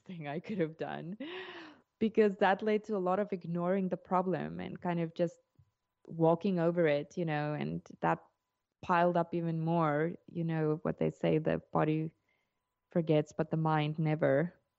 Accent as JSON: {"language": "English", "country": "South Africa", "moved": "as an adult", "lives_now": "Portugal", "said": "I'm South African, and we immigrated to Portugal in twenty twenty"}